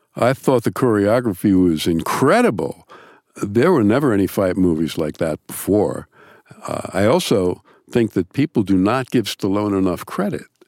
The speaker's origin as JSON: {"language": "English", "region": "New York", "country": "United States", "said": "I'm also from New York."}